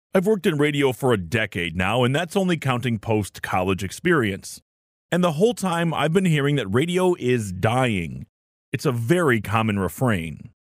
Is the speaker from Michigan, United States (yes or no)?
yes; Detroit, Michigan, United States; Growing up in Detroit in the 80s and 90s